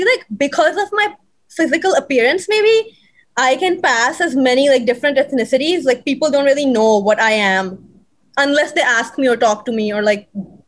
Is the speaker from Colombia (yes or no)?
no; Pakistan; now in United States; No, not I'm just saying ke unko pata nahi chalta ke if I'm a Pakistani, like, so I never experienced anything racist or anything like that, you know?